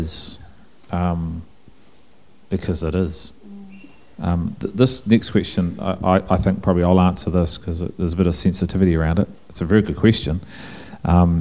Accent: England, United Kingdom; I'm English

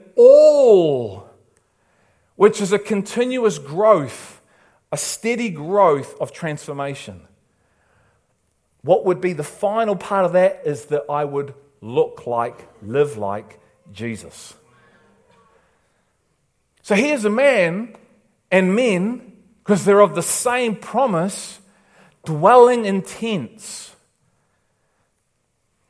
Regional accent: England, United Kingdom; now in New Zealand

